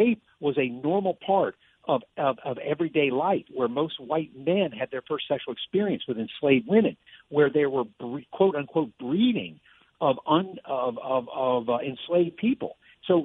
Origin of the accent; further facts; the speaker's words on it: Virginia, United States; moved away; also born or lived in Clinton, New York; I grew up in Virginia